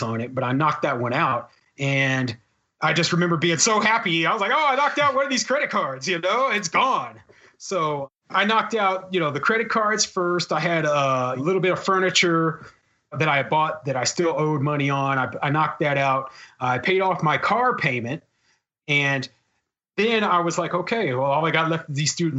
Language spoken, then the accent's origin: English; Kansas City, Missouri, United States; moved away as an adult; also born or lived in Arizona / Tucson / Omaha, Nebraska; I had never lived anywhere outside of Kansas City. I'm originally from Kansas City.